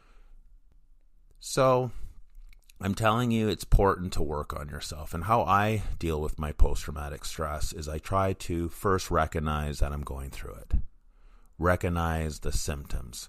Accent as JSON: {"language": "English", "town": "Vancouver", "region": "British Columbia", "country": "Canada", "tie": "born or raised there", "said": "in Vancouver, my hometown"}